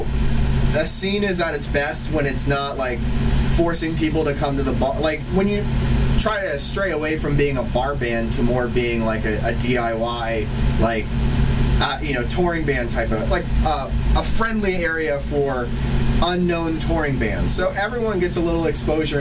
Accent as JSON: {"language": "English", "town": "Erie", "region": "Pennsylvania", "country": "United States", "tie": "born or raised there", "also_born_or_lived": "New Jersey", "moved": "yes", "lives_now": "Baltimore, United States", "said": "I grew up in Erie, Pennsylvania, which is just a little north of Pittsburgh."}